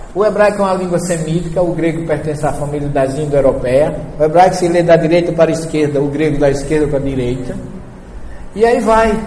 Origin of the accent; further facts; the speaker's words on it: Northeast Region, Brazil; eu não saí do Nordeste, só mudei de lugar